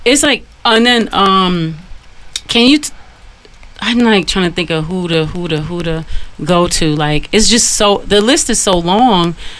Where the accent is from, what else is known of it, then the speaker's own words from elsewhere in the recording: Detroit, Michigan, United States; I'm from Detroit.